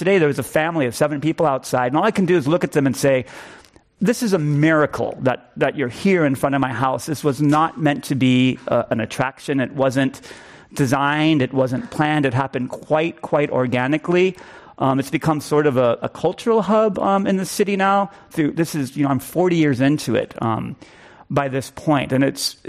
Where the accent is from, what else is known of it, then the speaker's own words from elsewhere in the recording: San Francisco, California, United States; I grew up in San Francisco's Chinatown, which I always say makes me 100% San Franciscan all the way